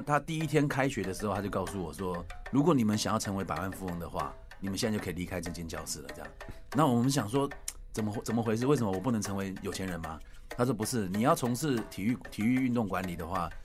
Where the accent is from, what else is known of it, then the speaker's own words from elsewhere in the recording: Taiwan; also born or lived in United States; 在台湾的时候，就是从小到大就一直在打篮球